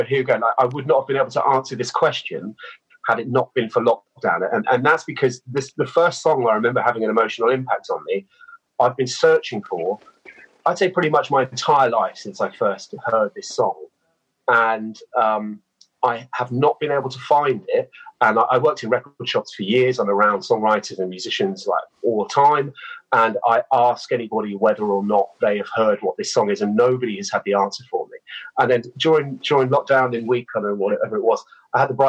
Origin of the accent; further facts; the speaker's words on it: Christchurch, South West England, United Kingdom; I grew up in Dorset, not too far away from Bournemouth. And, yeah, it's a little seaside town there in a place called Christchurch